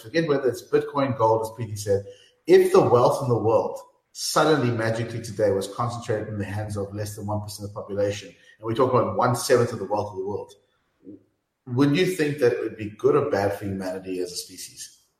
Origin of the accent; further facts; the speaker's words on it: South Africa; I, I'm from South Africa